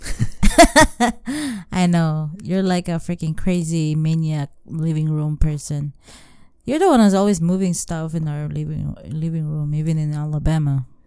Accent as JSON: {"language": "English", "country": "Philippines", "tie": "born or raised there", "moved": "as an adult", "said": "for us as a Filipina, we grow up taking care of our family"}